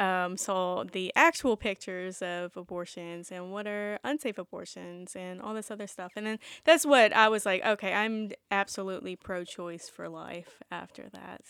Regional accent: the South, United States; being born and raised in the South

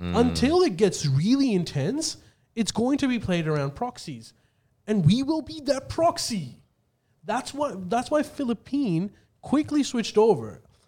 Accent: Australia; I think we should look at it from what is the policy that is going to benefit us as an Australian.

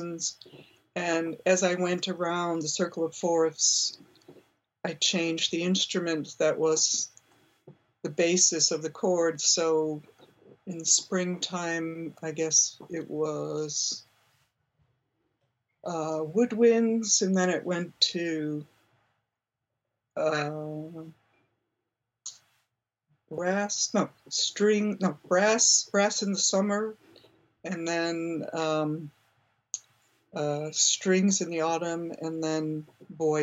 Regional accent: Buffalo, New York, United States; moved away; I grew up in Buffalo, New York, which was a big center for experimental music at the time I was in high school.

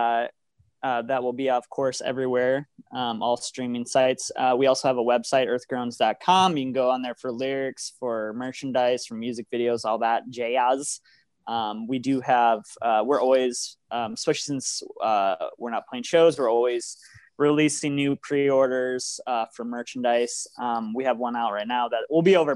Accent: South Dakota, United States; We're a band from South Dakota

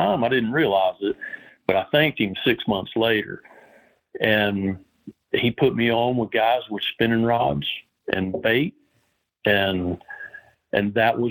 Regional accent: Southern Appalachia, United States; also born or lived in Florida Keys / Alaska; now in Georgia, United States; I grew up in Southern Appalachia

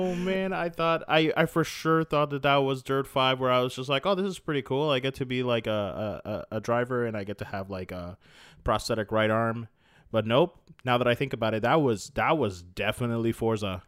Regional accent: Florida, United States; we're, we're all from Florida

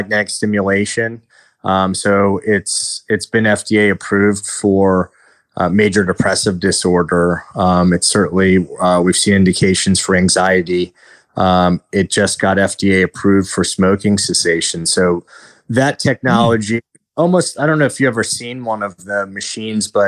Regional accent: Washington, District of Columbia, United States; moved away; I'm originally from Washington, D.C.

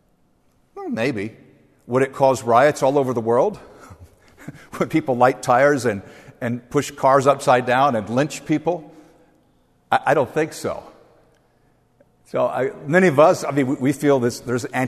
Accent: outside New York City, New Jersey, United States; I grew up outside New York City, in New Jersey

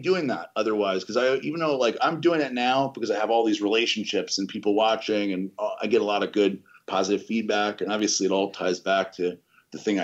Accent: Metairie, Louisiana, United States; I grew up in Metairie, Louisiana, outside of New Orleans

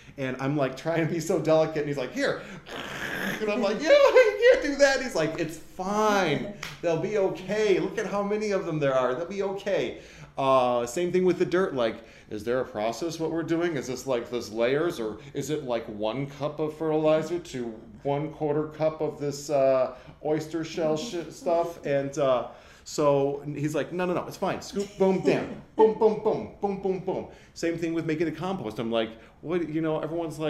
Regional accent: Michigan, United States; moved away as an adult; now in Los Angeles, United States; I grew up in this kind of environment. I mean, we didn't have big gardens, but I was a hillbilly from Michigan

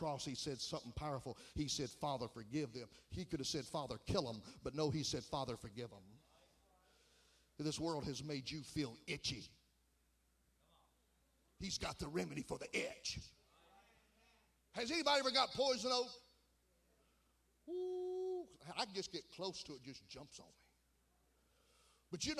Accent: Oakdale, United States; I'm from Oakdale

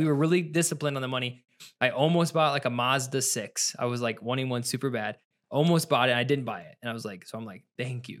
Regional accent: Ohio, United States; now in Michigan, United States; I'm from Ohio, my wife's from Virginia. I moved here to Michigan

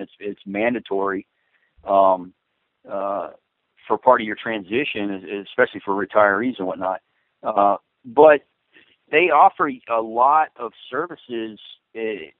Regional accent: South Central Florida, United States; moved away as an adult; also born or lived in Arcadia, Florida / Port Charlotte, Florida; I grew up in South Central Florida, and I lived both in Arcadia and Port Charlotte area

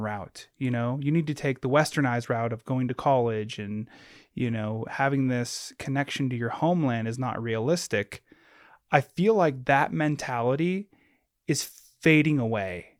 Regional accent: Alaska, United States; I grew up in Alaska, born and raised

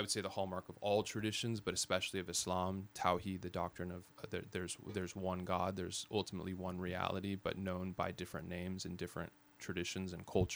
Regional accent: Fresno, California, United States; also born or lived in Sacramento / Modesto; So I was born in the Central Valley and raised Sacramento initially, and then moved to Modesto and finally sort of call home Fresno

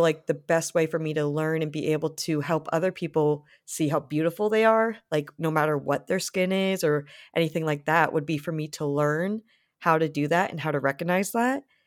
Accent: Rhode Island, United States; I grew up in Rhode Island, which is a very beach kind of place

